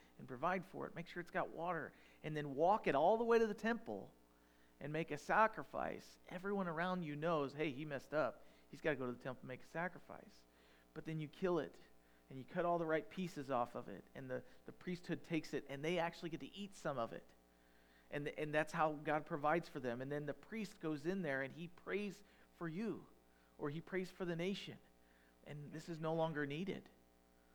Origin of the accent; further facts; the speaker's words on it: United States; I'm an American